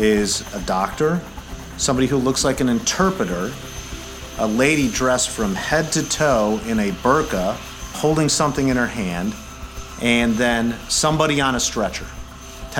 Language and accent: English; Chicago, Illinois, United States; I'm from Chicago, Illinois.